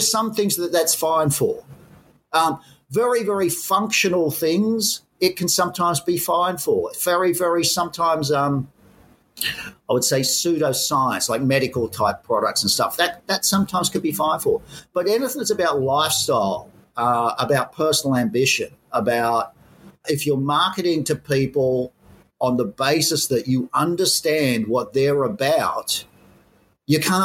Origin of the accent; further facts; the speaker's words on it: Sydney, New South Wales, Australia; moved away as an adult; growing up in Australia, my father was Irish